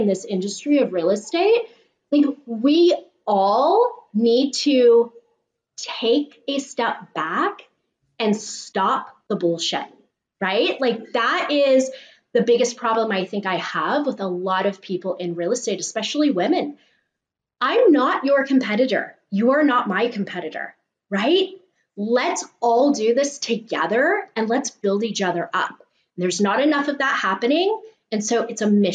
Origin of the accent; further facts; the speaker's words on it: San Mateo, California, United States; I'm a Bay Area native